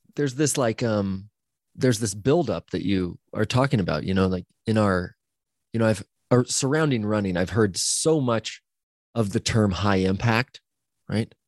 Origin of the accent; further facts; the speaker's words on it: Central Oregon, United States; growing up in Central Oregon as an action sports athlete